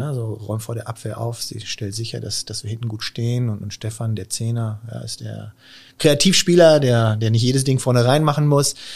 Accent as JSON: {"language": "German", "town": "Münster", "region": "North Rhine-Westphalia", "country": "Germany", "also_born_or_lived": "Stuttgart / Osnabrück", "said": "dann wieder zurück äh, in die Heimat nach Münster"}